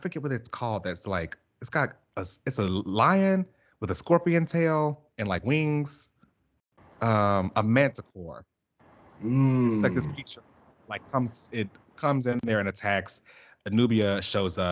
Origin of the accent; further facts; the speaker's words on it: Chicago, Illinois, United States; my hometown